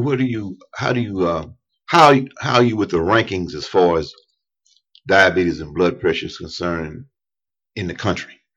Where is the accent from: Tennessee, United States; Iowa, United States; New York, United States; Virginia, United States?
Tennessee, United States; East; I was raised in East Tennessee